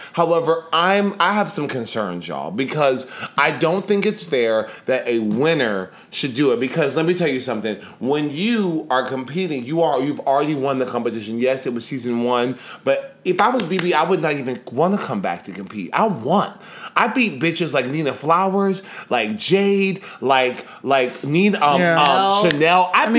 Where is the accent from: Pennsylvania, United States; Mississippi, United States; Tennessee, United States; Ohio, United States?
Tennessee, United States; Nashville; I'm from Nashville